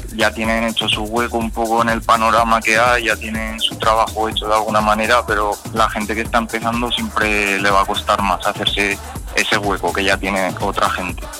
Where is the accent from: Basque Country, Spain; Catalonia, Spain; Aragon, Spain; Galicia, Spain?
Aragon, Spain; Fuentes de Ebro; estoy aquí en Fuentes de Ebro, en mi pueblo